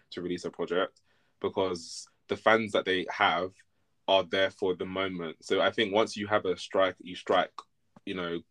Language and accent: English; United Kingdom; we're British as well